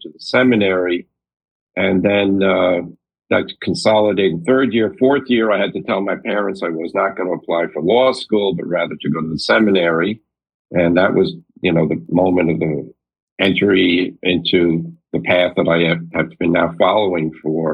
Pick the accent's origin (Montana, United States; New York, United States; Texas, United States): New York, United States; New York City; also born or lived in New Rochelle, New York; I was born in Brooklyn, New York. I was raised in Brooklyn, and then my parents moved to New Rochelle, New York, Westchester County, just north of the city